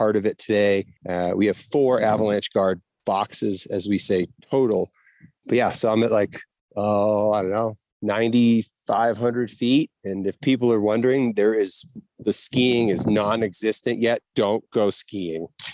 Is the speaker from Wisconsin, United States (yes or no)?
no; Saugus, Massachusetts, United States; moved away as an adult; now in Jackson, United States; I grew up in Saugus, Massachusetts, which is like 20 minutes north of Boston.